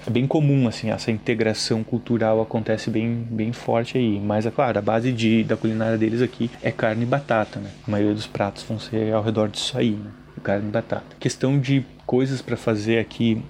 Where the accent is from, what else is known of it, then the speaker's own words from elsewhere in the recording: Caxias do Sul, Rio Grande do Sul, Brazil; moved away as an adult; now in Dublin, Ireland; De onde eu vim, que é Caxias do Sul, no Rio Grande do Sul